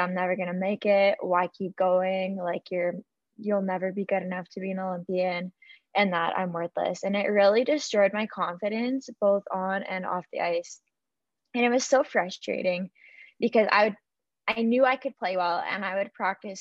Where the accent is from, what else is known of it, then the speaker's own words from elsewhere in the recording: Yorkton, Saskatchewan, Canada; moved away as an adult; now in Saskatoon, Canada; I am born and raised in Yorkton. However, I currently live in Saskatoon